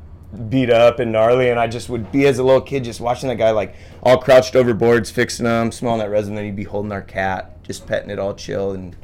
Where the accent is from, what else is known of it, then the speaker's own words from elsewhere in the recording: Santa Barbara, California, United States; I grew up in Santa Barbara, and so there's a lot of, you know, like shaping history out of Santa Barbara area